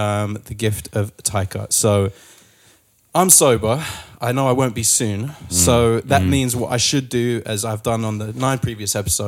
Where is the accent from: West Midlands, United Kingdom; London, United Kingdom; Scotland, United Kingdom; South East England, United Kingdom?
London, United Kingdom; I'm a Londoner born and raised. I was born in this fair, sodden city.